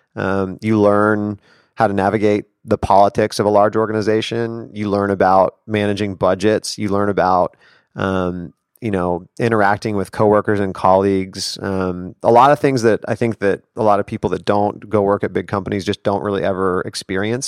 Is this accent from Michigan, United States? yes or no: no; Denver, Colorado, United States; moved away as an adult; now in New York City, United States; I grew up in Denver, Colorado